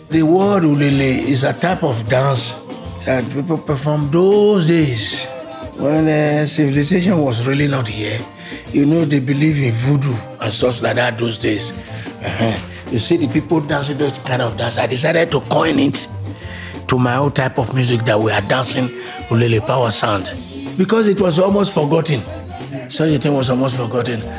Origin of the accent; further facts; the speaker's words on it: Lagos, Nigeria; now in Benin City, Nigeria; I grew up in Lagos and I came back to Benin when I was growing in music, I decided to come back home